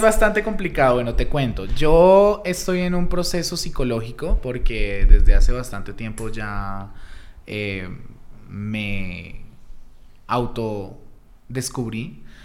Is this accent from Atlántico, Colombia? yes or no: no; Pitalito, Huila, Colombia; soy de Pitalito Huila, es un pueblo ya bastante, bastante grande en el sur del Huila, de la capital de Neiva. Eh, nací allá, empecé allá más o menos a mis 14 años